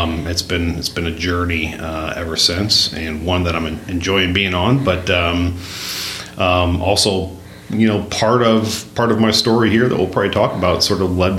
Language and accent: English; South Bend, Indiana, United States; moved away as an adult; now in Madison, United States; I grew up in South Bend, Indiana